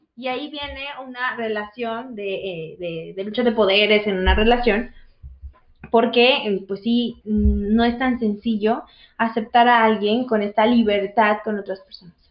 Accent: Veracruz, Mexico; soy de Veracruz

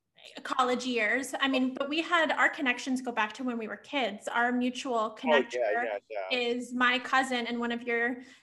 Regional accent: Bay Area, California, United States; as a fellow Bay Arean

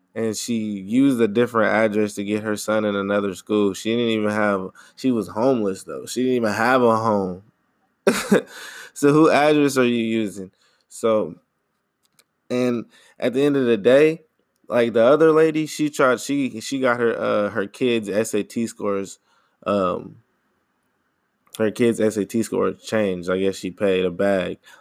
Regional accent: United States; I'm American, I'm from here

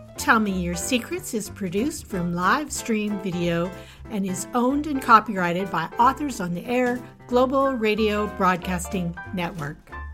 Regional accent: Canada; I grew up in Canada

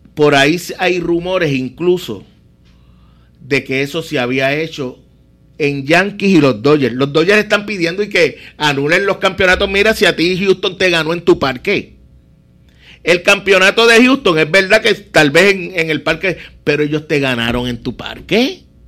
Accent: Puerto Rico

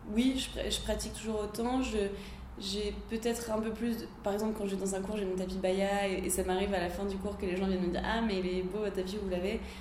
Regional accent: Lille, Hauts-de-France, France; now in Paris, France; moi je suis lilloise

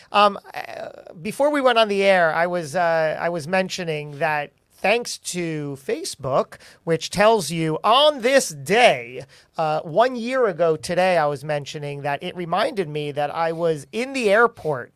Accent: New Jersey, United States; We're both from Jersey.

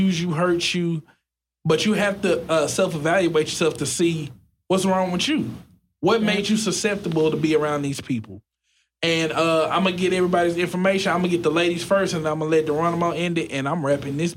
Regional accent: Pleasant Grove, United States; I'm from Pleasant Grove too

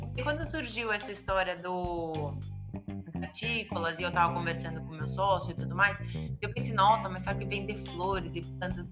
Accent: Brazil; moved away as an adult; also born or lived in São Paulo; now in Portugal; eu como brasileira

